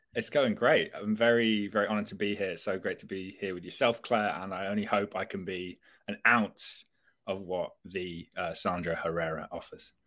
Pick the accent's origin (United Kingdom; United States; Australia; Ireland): United Kingdom; England; as an English person